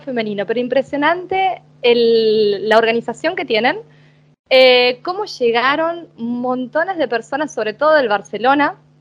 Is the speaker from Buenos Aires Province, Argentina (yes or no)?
no; Paraná, Entre Ríos, Argentina; moved away as an adult; also born or lived in Buenos Aires, Argentina; now in Turin, Italy; iba a la bombonera desde Paraná